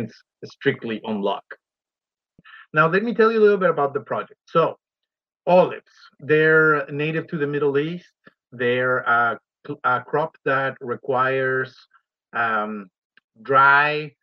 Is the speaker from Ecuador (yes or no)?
yes; Ecuador; moved away as an adult; now in Oregon, United States; I'm originally from Ecuador, and over there I work with avocado and other crops.